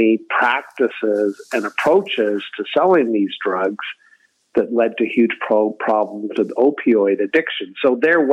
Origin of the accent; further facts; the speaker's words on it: Kingston, Ontario, Canada; my hometown, Kingston